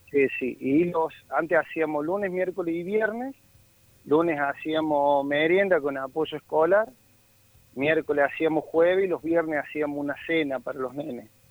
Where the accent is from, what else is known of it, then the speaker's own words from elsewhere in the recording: Córdoba, Argentina; yo soy del Bajo Yopeyu